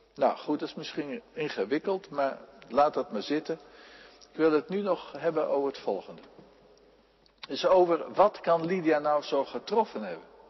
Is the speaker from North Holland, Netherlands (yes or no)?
no; Friesland, Netherlands; in Friesland op, zo constateerde ik, de provincie waar ik vandaan kom